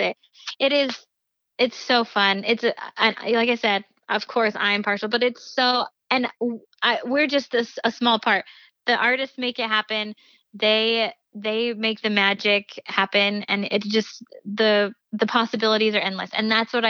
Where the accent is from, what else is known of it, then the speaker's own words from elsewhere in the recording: Provo, Utah, United States; I'm from Provo